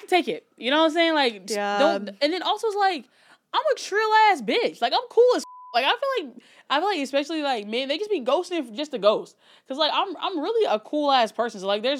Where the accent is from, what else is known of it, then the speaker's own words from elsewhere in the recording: Alabama, United States; I grew up in Alabama.